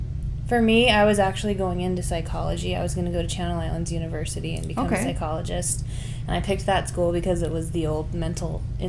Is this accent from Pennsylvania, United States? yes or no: no; Valencia, California, United States; I was born in Valencia, which is, like, the next city over. So, Valencia, Irvine, Costa Mesa, Huntington Beach, Moore Park, Simi Valley, Thousand Oaks, Santa Rosa Valley.